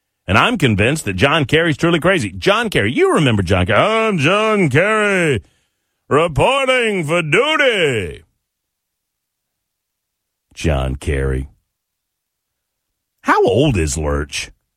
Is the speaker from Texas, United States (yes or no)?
no; Georgia, United States; now in Nashville, United States; the state of Georgia, my home state